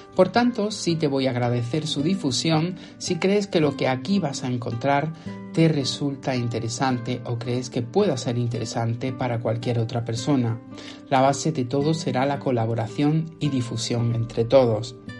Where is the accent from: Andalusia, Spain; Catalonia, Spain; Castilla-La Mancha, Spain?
Andalusia, Spain; Motril; mi ciudad natal, Motril